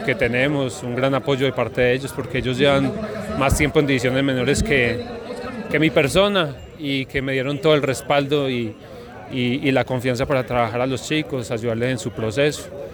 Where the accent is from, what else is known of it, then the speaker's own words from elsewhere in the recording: Manizales, Caldas, Colombia; soy de aquí de Manizales